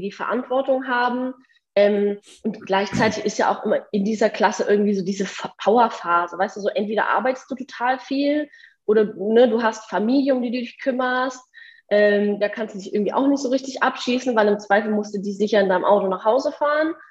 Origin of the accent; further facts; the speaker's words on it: rural Bavaria, Germany; moved away; ich bin selber auf dem Land groß geworden, im tiefsten Bayern